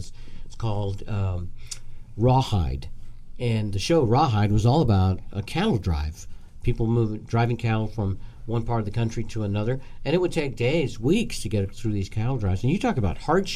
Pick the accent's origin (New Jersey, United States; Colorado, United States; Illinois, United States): Colorado, United States; Brush; now in Northern Nevada, United States; My hometown is a small town in Colorado, and on the 4th of July, they always have the rodeo for the city. It's called the Brush Rodeo